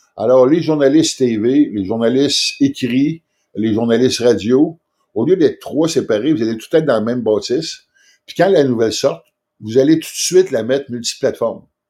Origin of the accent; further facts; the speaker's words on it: Quebec City, Quebec, Canada; moi, je viens de Québec